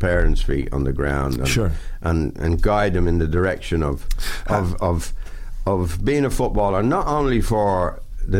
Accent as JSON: {"language": "English", "town": "Dublin", "region": "Leinster", "country": "Ireland", "also_born_or_lived": "London / Italy", "moved": "as an adult"}